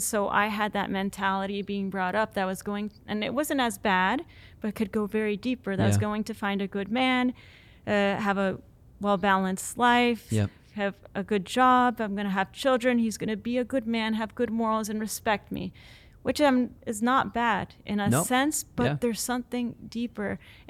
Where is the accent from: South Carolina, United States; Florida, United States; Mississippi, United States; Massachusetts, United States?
Florida, United States; Central; moved away; also born or lived in Pittsburgh, Pennsylvania; I'm from Central Florida.